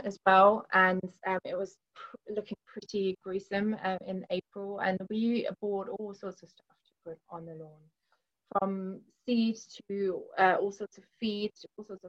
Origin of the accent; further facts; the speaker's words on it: Northern Germany, Germany; moved away as an adult; now in Milton Keynes, United Kingdom; I grew up in Germany. My family is in Germany. I moved over to the UK when I was 18